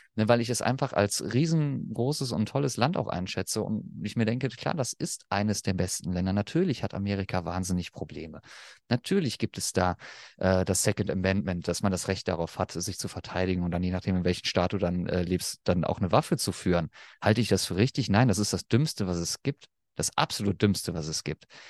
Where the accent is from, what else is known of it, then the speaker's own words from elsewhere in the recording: Germany; accent: German; als Deutscher